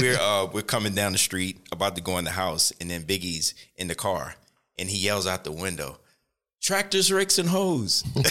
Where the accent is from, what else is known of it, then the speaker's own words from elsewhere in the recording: Richmond, Virginia, United States; now in Queens, United States; Outside of Richmond. So, Richmond.